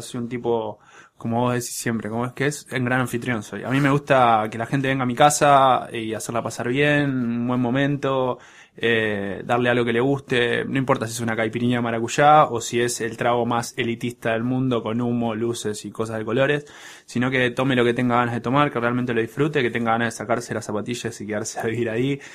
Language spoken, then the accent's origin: Spanish; Buenos Aires, Argentina; crecí en, crecí en Pompeya, ahí en la calle Guaraní